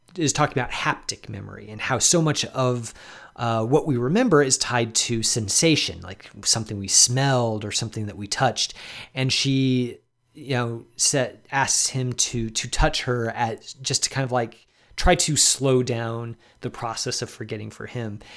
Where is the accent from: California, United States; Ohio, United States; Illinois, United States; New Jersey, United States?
Illinois, United States; Chicago; as a Chicagoan